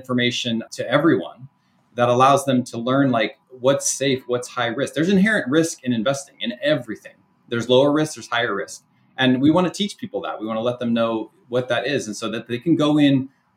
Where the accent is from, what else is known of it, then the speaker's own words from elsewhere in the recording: Sacramento, California, United States; my local team here, I'm from Sacramento, Sacramento Kings